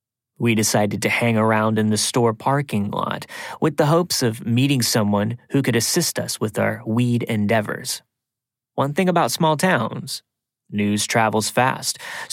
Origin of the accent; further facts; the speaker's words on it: Tennessee, United States; also born or lived in Atlanta; A little backstory about me, I'm originally from the Appalachian Mountains in East Tennessee and had moved to Atlanta when I was very young. My hometown is a very small and isolated town that sits in the valley surrounded by beautiful mountains.